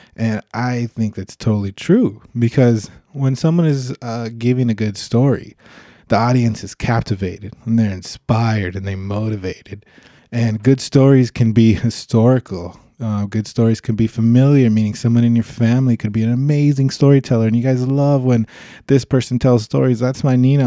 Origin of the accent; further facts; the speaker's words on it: Los Angeles, California, United States; I'm from Los Angeles, California